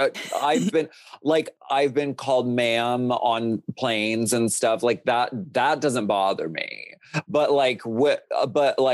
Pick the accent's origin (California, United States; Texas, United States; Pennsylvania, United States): Pennsylvania, United States; Erie; moved away; I grew up in Erie, Pennsylvania